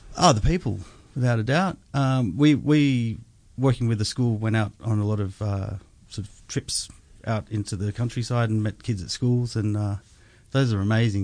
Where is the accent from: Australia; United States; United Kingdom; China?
Australia; as an Australian